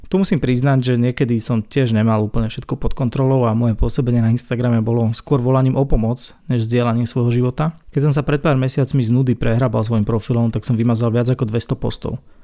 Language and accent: Slovak; Sereď, Trnava Region, Slovakia; u nás doma v Seredi